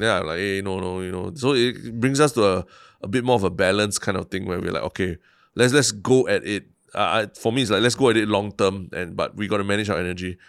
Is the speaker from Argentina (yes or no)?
no; Singapore; also born or lived in New York, United States; I've lived mostly in Central, uh, my, in my life